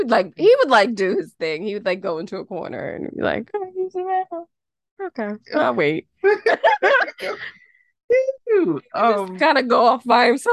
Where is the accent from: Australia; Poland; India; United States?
United States; New Jersey; Oh, I'm from Jersey.